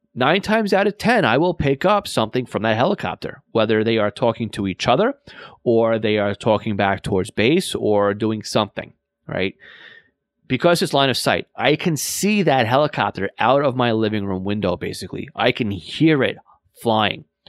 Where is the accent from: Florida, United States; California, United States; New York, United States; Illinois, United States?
New York, United States; New York and Long Island, United States; accent: New York and Long Island; my New York and Long Island accent